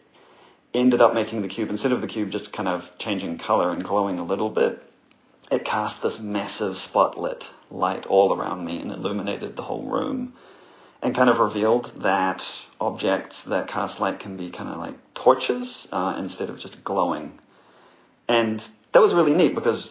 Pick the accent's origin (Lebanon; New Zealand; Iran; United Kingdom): New Zealand; I'm from New Zealand